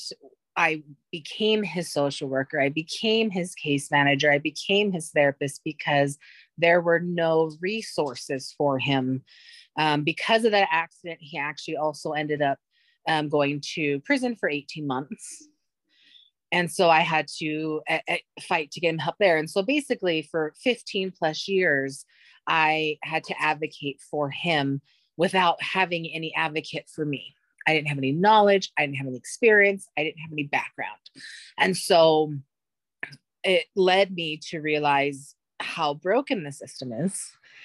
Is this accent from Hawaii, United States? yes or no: yes; Hawaii, United States; I was born and raised in Hawaii